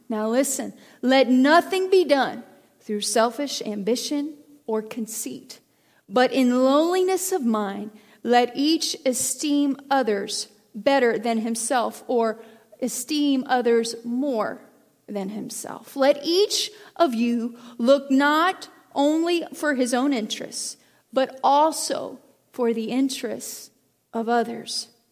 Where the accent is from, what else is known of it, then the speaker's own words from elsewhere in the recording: United States; I am an American, I am a Christian